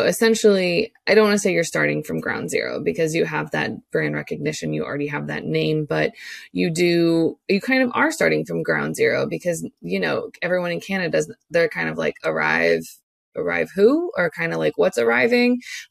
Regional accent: United States; as an American

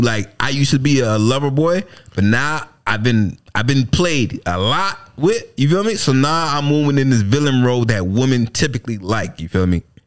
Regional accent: United States

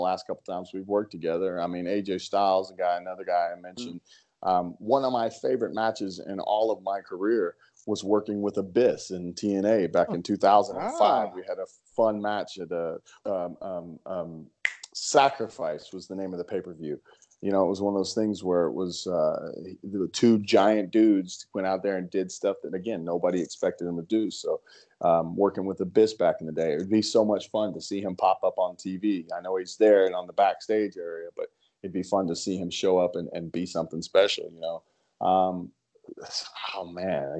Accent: Dallas, Texas, United States; in Dallas, Texas, in my hometown with my family four rows back

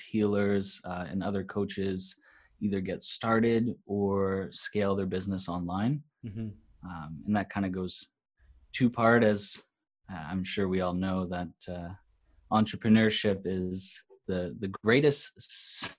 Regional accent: Cambridge, Ontario, Canada; also born or lived in Australia; grew up in Ontario, Canada, and so happened to cycle back. I'm in the same hometown now, a little place called Cambridge

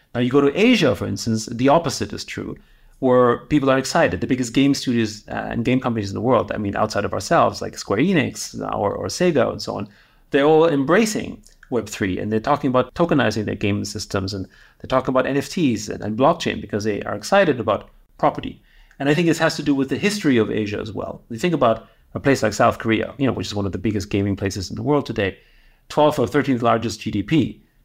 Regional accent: Austria; moved away; I grew up in Austria, um, in the seventies and eighties

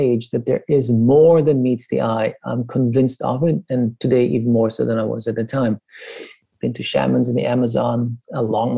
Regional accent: Iran; moved away; I grew up in Iran until 1979

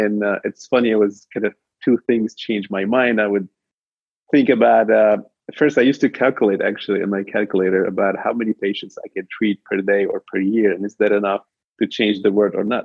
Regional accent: Lebanon; I was actually born in Lebanon during the war over there. And for those of you know, it was a little bit of war that divided the country. And you know, minority Christian, and it was always difficult growing up in that region

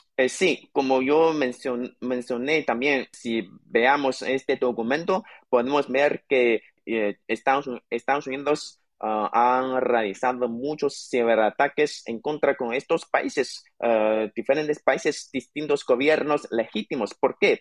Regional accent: China; nuestro país, contra China

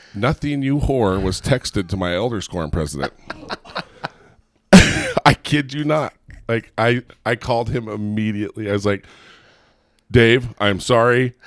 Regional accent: Southern California, United States; also born or lived in Gilbert, Arizona; now in Provo, United States; we're originally from Southern California

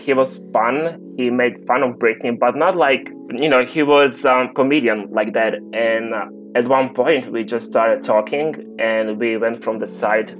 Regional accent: Croatia; I'm from Croatia.

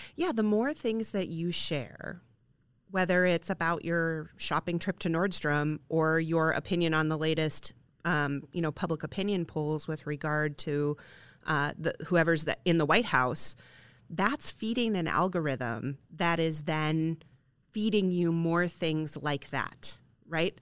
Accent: Midwest, United States; I'm a Midwestern girl. Um, our towns have literal squares in many of them, um, and if I was to walk down to the end of Main Street in my hometown

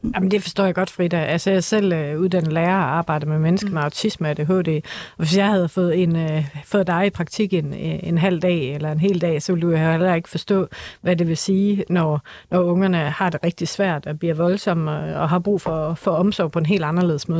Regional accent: Aarhus, Central Denmark Region, Denmark; accent: Aarhus dialect; i Aarhus, hvor jeg kommer fra, det tror jeg er rimelig tydeligt på min dialekt

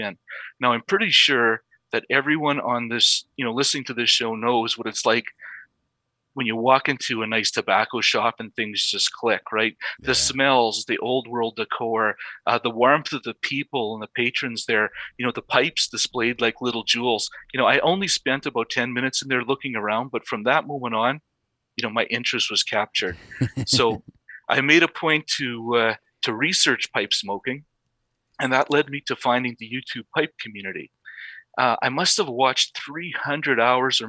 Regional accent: Saskatchewan, Canada; now in Calgary, Canada; I now live in Calgary, Alberta, but I grew up a small town prairie boy in the province of Saskatchewan.

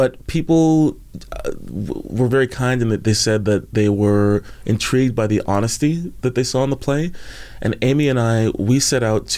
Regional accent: Montreal, Quebec, Canada; moved away as an adult; now in Vancouver, Canada; I was born in Canada. It's the only place I've ever lived, born and raised.

